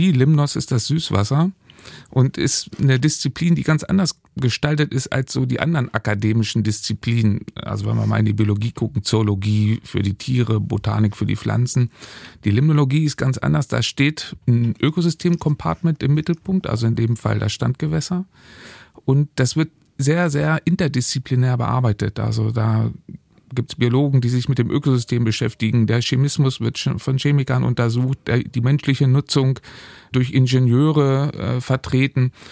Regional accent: Göttingen, Lower Saxony, Germany; also born or lived in Dresden; In Göttingen habe ich angefangen, also quasi in meiner Heimat, und bin dann aber der Liebe wegen relativ schnell nach Dresden geraten.

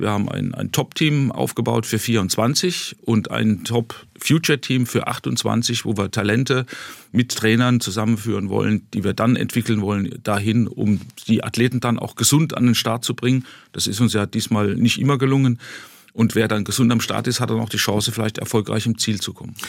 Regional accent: Ludwigshafen, Rhineland-Palatinate, Germany; ich bin als gebürtiger Kurpfälzer

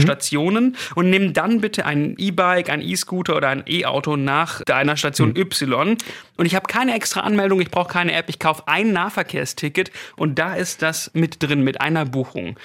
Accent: Stuttgart, Baden-Württemberg, Germany; Als Stuttgarter

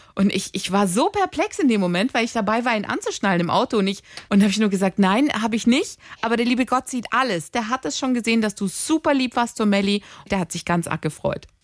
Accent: Greece; also born or lived in Bietigheim; now in Germany; Bei uns in Griechenland

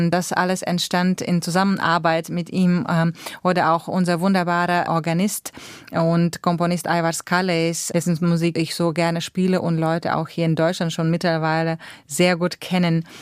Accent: Latvia; German is a second language; mir waren auch meine alle Wege nach Lettland, nach meiner Heimat, wo ich auch zweite Wohnsitz habe, äh, die waren alle gesperrt.

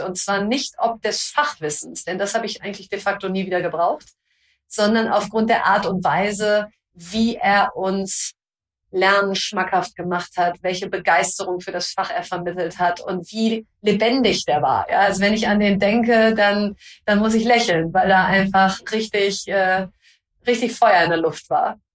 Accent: North Rhine-Westphalia, Germany; Ich komme aus Ostwestfalen

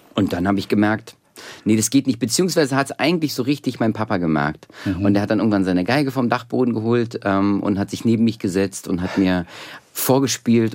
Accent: Berlin, Germany; also born or lived in Soviet Union; so als Berliner, ich bin ja richtig so ein Ostberliner Kind, was ja. so aufgewachsen ist

